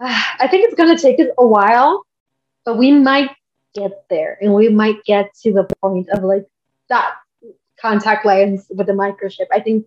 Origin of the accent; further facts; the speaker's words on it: Mexico; now in El Paso, United States; I'm from Mexico, but I live here in El Paso, and I've been living here for the past 12 years.